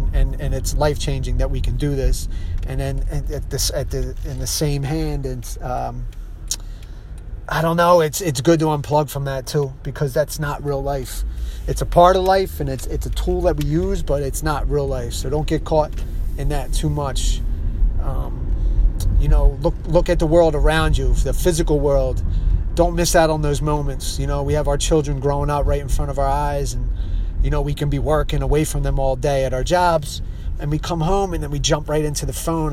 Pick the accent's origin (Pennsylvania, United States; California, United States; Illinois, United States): Pennsylvania, United States; Philadelphia; I'm from Philadelphia